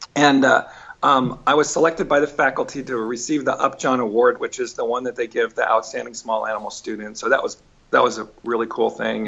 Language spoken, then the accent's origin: English; Weld County, Colorado, United States; He was in charge of the infectious disease laboratory for for the Weld County Public Health Department. I literally was raised in the lab